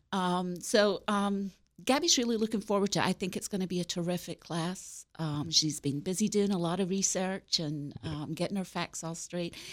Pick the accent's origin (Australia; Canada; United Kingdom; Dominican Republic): United Kingdom; Glasgow, Scotland; now in West Virginia, United States; I grew up in Scotland, in Glasgow.